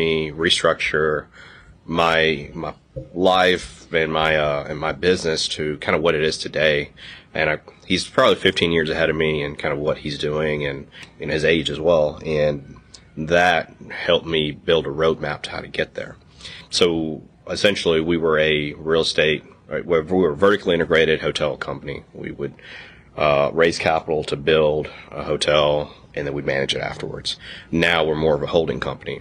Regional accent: Lexington, Mississippi, United States; Born and raised in Mississippi. Grew up in a small town north of Jackson in Lexington

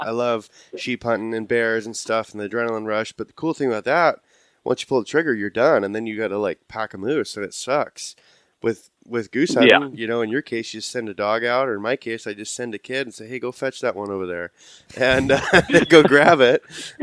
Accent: Idaho, United States; just Idaho

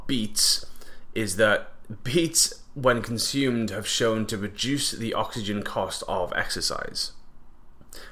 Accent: England, United Kingdom; now in Vancouver Island, Canada; Growing up in England

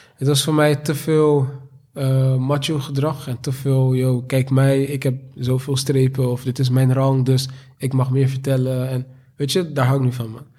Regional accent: Rotterdam, South Holland, Netherlands; geboren en getogen in Rotterdam, Delfshaven

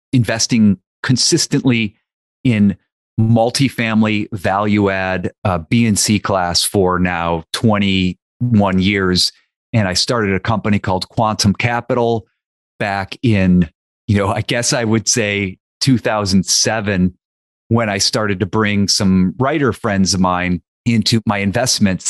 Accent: near Youngstown, Ohio, United States; moved away; I grew up near Youngstown, Ohio, and Youngstown, Ohio is where my dad grew up

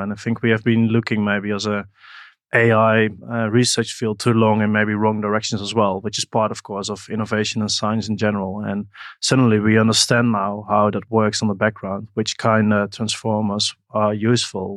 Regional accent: Netherlands; I once did a bit of cleaning in a company in my hometown in the Netherlands

